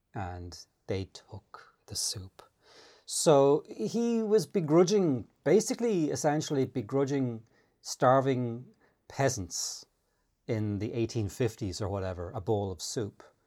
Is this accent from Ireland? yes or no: yes; Ireland; moved away as an adult; I grew up in the Great Depression, because in the nineteen eighties, for Irish people, it kinda was